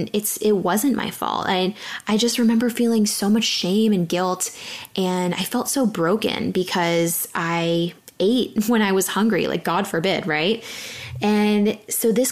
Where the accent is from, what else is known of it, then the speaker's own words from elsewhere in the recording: San Diego, California, United States; I grew up in San Diego, super athletic kid, playing volleyball